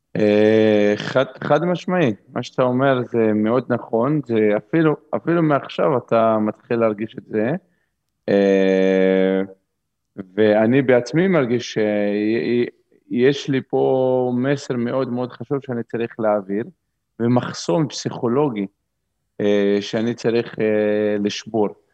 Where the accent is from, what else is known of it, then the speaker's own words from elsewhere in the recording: Umm al-Fahm, Haifa District, Israel; moved away as an adult; also born or lived in Zurich, Switzerland; החלטתי שאני חוזר לגור באום אל-פחם, זה המקום שבו גדלתי